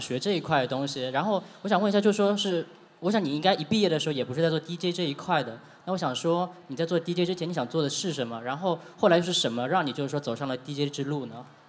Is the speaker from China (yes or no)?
yes; Shanghai, China; 我上海人啊